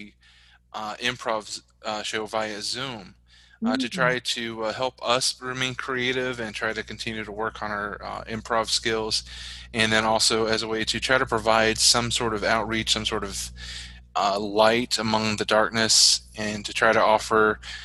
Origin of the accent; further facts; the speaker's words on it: West Virginia, United States; moved away as an adult; now in Chicago, United States; So in 88, we moved to Virginia, to where my mom was from. And that's where I grew up and spent most of my life. But then as part of my testimony in 2013, when I truly started a relationship with the Lord, he led me to leave West Virginia